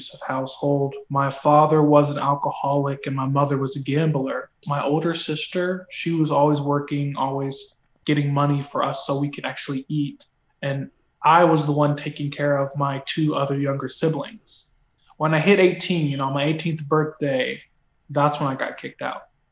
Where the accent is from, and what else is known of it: Menifee, California, United States; moved away as an adult; now in Los Angeles, United States